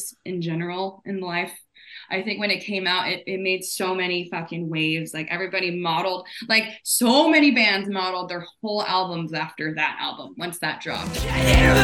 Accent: El Paso, Texas, United States; I'm from Texas, born in El Paso, Texas

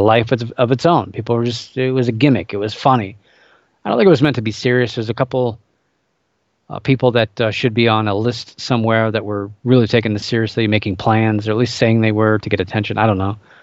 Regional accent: Cleveland, Ohio, United States; my hometown, Cleveland Indians

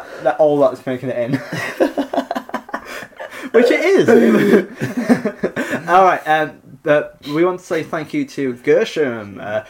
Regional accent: Nottingham, East Midlands, United Kingdom; I'm from Nottingham.

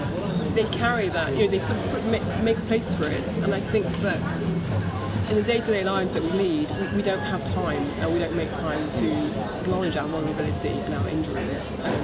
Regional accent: Brussels, Belgium; also born or lived in London; I was born in London, but I went to Brussels.

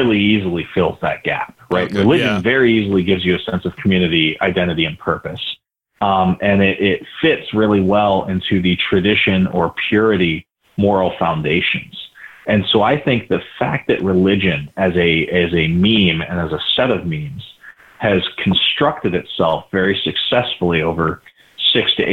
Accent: St. George, Utah, United States; I grew up in St. George, Utah

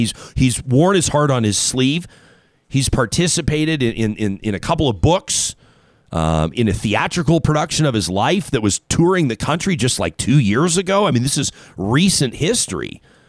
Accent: Calgary, Alberta, Canada; I grew up in Calgary.

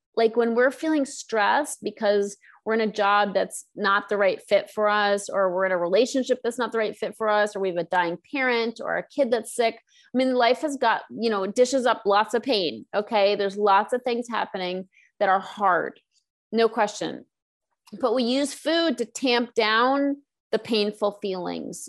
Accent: East Coast, United States; now in Los Angeles, United States; I'm from the East Coast

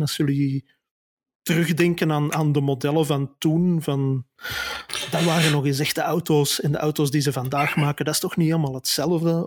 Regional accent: Antwerp, Flanders, Belgium; accent: Antwerpse tongval; heb ik een niet te verbergen Antwerpse tongval

